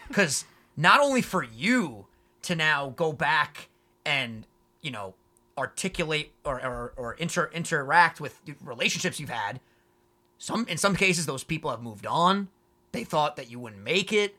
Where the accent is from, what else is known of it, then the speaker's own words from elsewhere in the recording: New York, United States; also born or lived in Long Island; We say New York